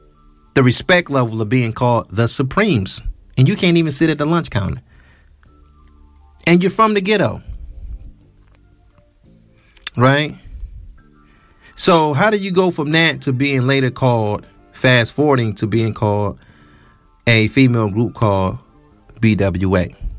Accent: Detroit, Michigan, United States; I'm from Detroit

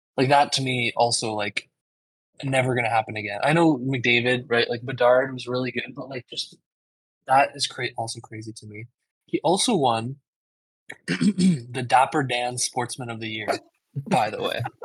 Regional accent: Canada; I'm Canadian

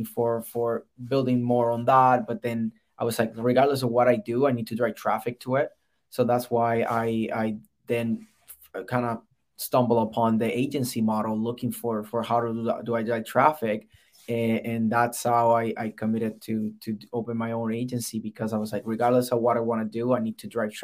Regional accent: Puerto Rico; moved away as an adult; So I'm originally from Puerto Rico. I got recruited with the Air Force directly from the island.

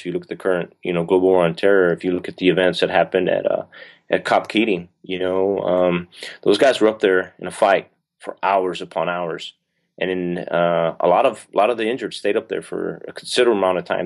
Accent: southern New Mexico, United States; moved away as an adult; I'm from southern New Mexico, so, you know, by some miracle, I got stationed at White Sands Missile Range, uh, which is, like, twenty minutes from my hometown

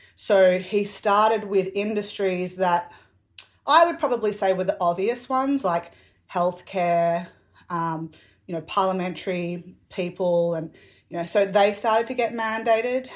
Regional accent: Victoria, Australia; especially being an Australian, and especially being a Victorian

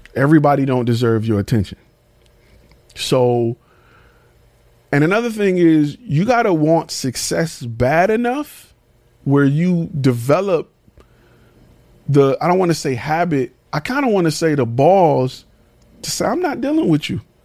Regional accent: Detroit, Michigan, United States; I'm from Detroit. I've been in the military.

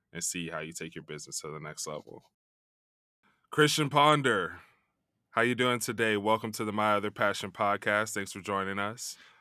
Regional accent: Chicago, Illinois, United States; also born or lived in New York; now in California, United States; I'm from Chicago

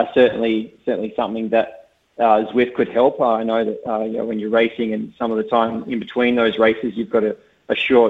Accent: Tasmania, Australia; I'm from Tasmania, so I'm from a similar little island

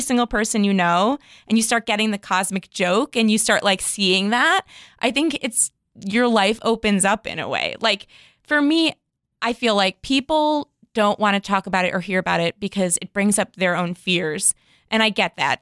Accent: Chicago, Illinois, United States; now in West Hollywood, United States; I'm originally from Chicago

